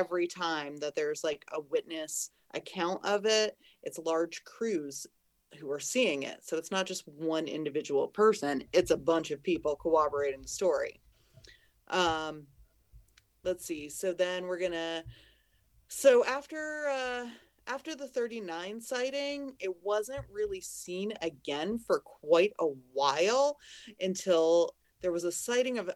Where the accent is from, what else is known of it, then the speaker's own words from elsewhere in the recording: Pacific Northwest, United States; I'm from the Pacific Northwest